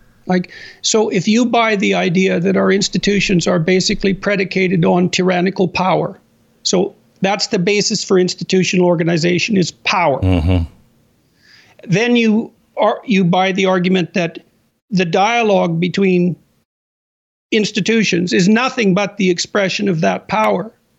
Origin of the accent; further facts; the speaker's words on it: Canada; I'm a Canadian, right? So I'm kind of watching this from the outside, at least to some degree.